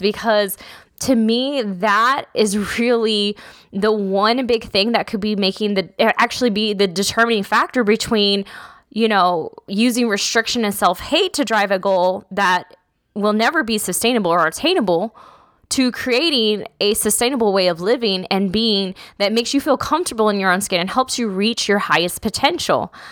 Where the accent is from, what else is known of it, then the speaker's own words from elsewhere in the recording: South Texas, United States; I grew up in South Texas